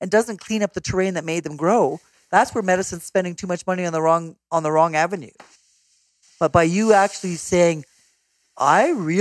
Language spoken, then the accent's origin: English; Canada; a Canadian